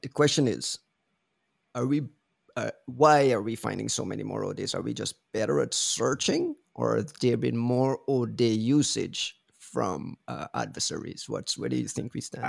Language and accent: English; Guyana; I'm from Guyana